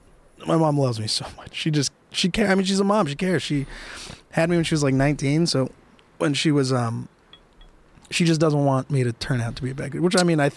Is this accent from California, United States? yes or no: yes; San Jose, California, United States; When growing up in San Jose